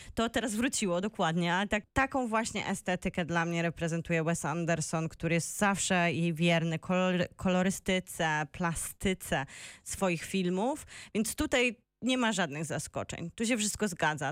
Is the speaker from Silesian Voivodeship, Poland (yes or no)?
yes; Bielsko-Biała, Silesian Voivodeship, Poland; moved away; also born or lived in Wrocław; u mnie w Bielsku